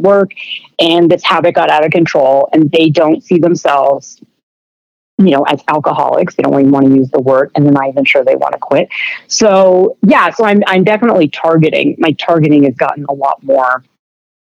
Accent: Canada; I'm Canadian

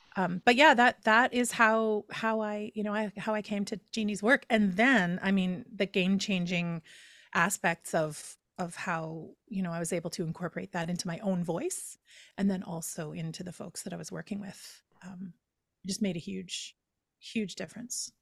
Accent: Edmonton, Alberta, Canada; moved away as an adult; in my hometown of Edmonton, Alberta

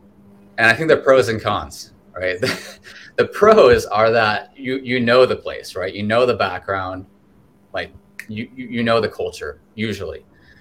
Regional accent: Tokyo, Japan; So I grew up in Tokyo, Japanese mother, but there's really nothing about my background that is truly Japanese.

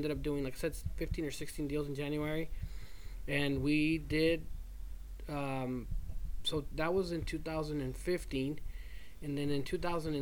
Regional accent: Houston, Texas, United States; if you're from Houston, only we get it

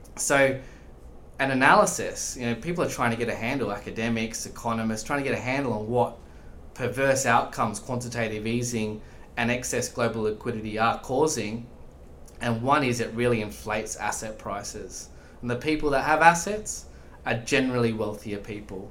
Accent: Australia; moved away as an adult; also born or lived in Dublin, Ireland; you can hear I'm, I'm Australian

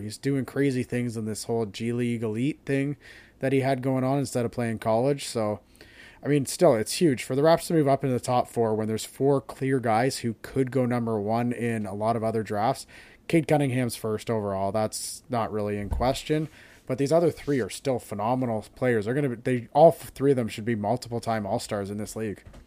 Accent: Canada; as a Canadian

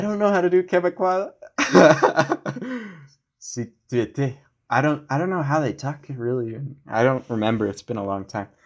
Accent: United States; as an American

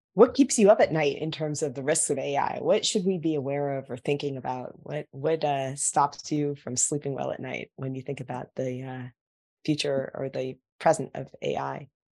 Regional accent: Silicon Valley, California, United States; I grew up in Silicon Valley

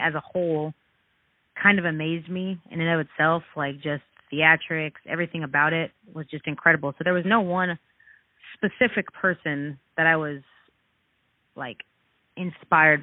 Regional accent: Texas, United States; I'm actually from Texas

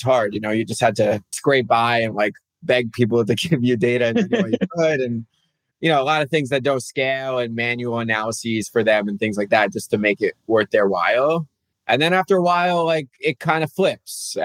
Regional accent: New Jersey, United States; I grew up in New Jersey

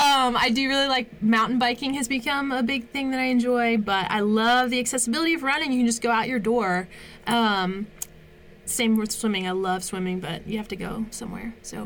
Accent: East Coast, United States; I grew up on the East Coast by the Chesapeake Bay, and I love the beach.

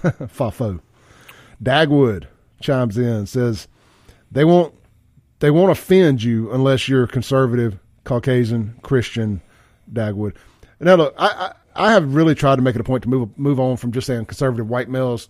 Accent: Mississippi, United States; moved away as an adult; also born or lived in Los Angeles; I'm fresh from Mississippi.

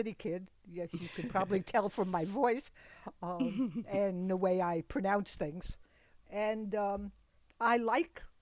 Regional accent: United States; I had never been in the Philippines myself. I was born here in the United States

